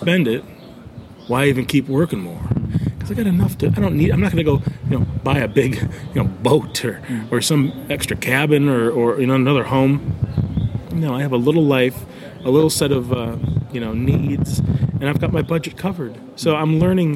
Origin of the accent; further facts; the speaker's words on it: United States; I'm American